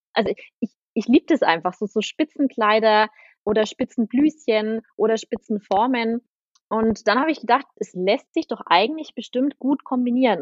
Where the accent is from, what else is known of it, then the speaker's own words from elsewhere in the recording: Aurach, Bavaria, Germany; Ich komme aus Aurach, das ist in der Nähe von Ansbach